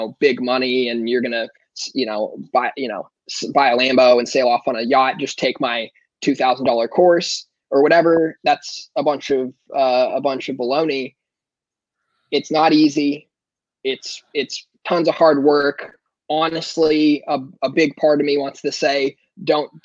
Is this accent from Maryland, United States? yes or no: no; Ojai, California, United States; now in Louisville, United States; originally I'm from Southern California, little town called Ojai, which is in Ventura County between Santa Barbara and Los Angeles.